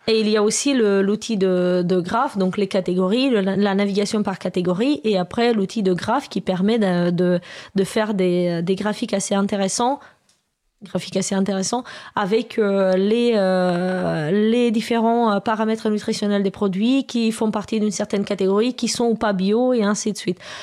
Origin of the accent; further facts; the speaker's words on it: Romania; now in France; je viens de Roumanie à la base